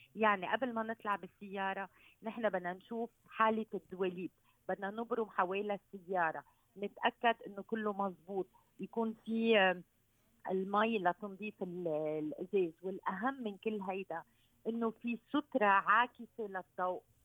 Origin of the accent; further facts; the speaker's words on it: Lebanon; عندنا بلبنان